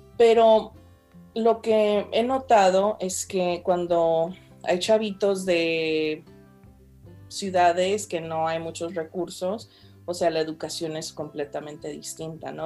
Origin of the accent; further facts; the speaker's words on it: Fresno, California, United States; soy de aquí, ¿de qué me hablas? Fresno